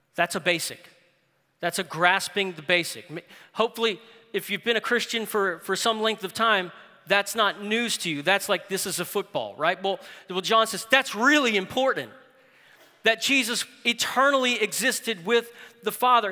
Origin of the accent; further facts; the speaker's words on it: New Orleans, Louisiana, United States; I grew up in New Orleans